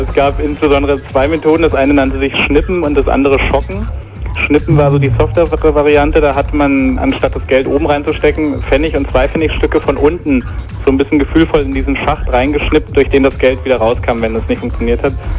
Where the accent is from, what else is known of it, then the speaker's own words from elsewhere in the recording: Berlin, Germany; ich bin aus Berlin